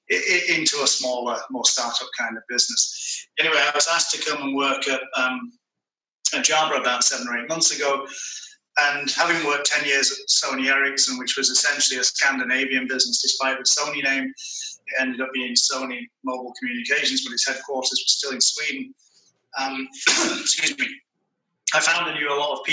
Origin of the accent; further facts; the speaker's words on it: Manchester, North West England, United Kingdom; moved away as an adult; now in Atlanta, United States; I'm from Manchester, which, of course, is the centre of the British Empire.